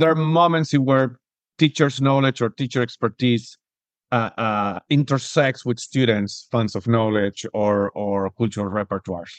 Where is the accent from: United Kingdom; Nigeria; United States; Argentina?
Argentina; now in Spain; I was born and raised in Argentina, I'm living currently in Spain